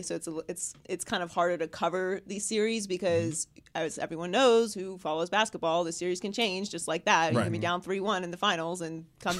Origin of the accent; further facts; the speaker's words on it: Pittsburgh, Pennsylvania, United States; I'm from Pittsburgh, so I have eternal beef with Cleveland.